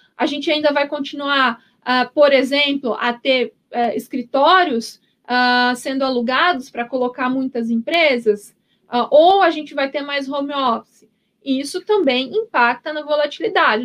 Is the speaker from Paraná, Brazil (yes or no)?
yes; Paraná, Brazil; now in São Paulo, Brazil; Eu sou, eu sou paranaense